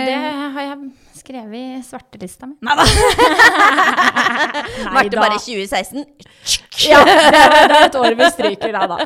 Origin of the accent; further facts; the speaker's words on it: Bærum, Akershus, Norway; also born or lived in Ål, Hallingdal; jeg er fra Bærum og mm. har jo egentlig bodd der hele livet.